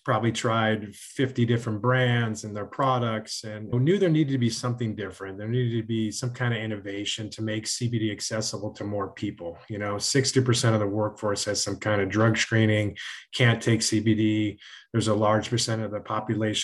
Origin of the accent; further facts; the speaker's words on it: Connecticut, United States; I grew up in Connecticut